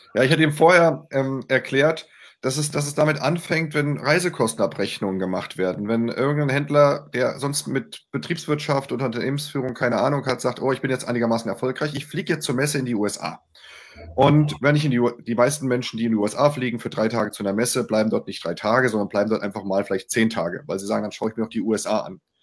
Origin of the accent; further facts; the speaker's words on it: Mainz, Rhineland-Palatinate, Germany; ich bin Mainzer.